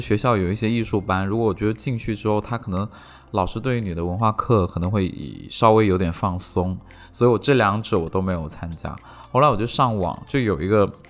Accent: Shenzhen, Guangdong, China; Chinese is a second language; 当时我们，呃，在深圳

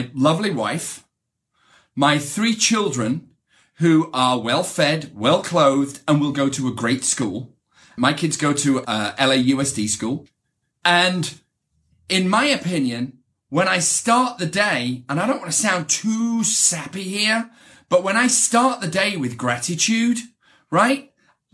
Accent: the north of England, United Kingdom; accent: British; moved away as an adult; now in United States; growing up in England, and I grew up in Northern England, which is kind of a tough area to grow up

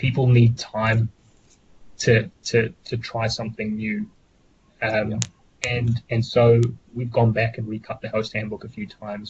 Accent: New Zealand; as Kiwi farmers

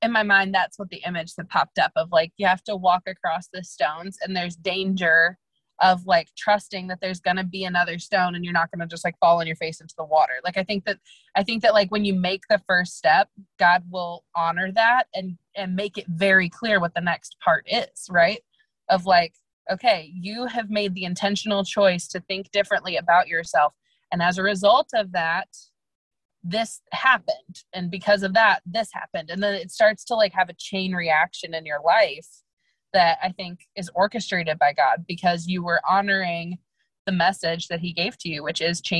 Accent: Midwest, United States; also born or lived in St. Louis / Chicago; I am from the Midwest. I always have been. I lived in St. Louis and then Chicago.

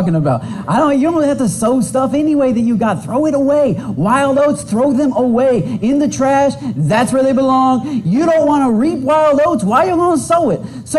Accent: Michigan, United States; I'm from Michigan

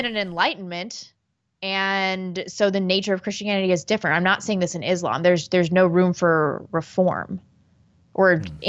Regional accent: Missouri, United States; now in Seattle, United States; I grew up in Missouri.

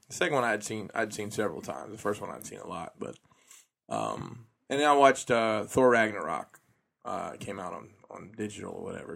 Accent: Alabama, United States; moved away; I'm from Alabama.

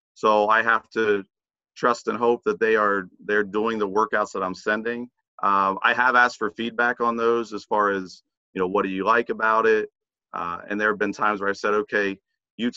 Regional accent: Zanesville, Ohio, United States; Originally, I grew up near Zanesville.

